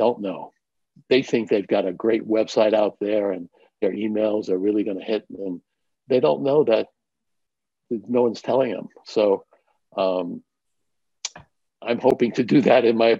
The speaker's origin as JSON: {"language": "English", "town": "New York City", "region": "New York", "country": "United States", "tie": "born or raised there", "said": "I grew up in New York City in Manhattan"}